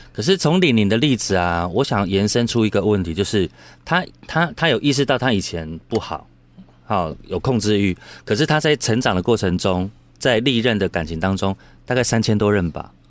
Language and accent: Chinese; Taiwan; 我们台湾人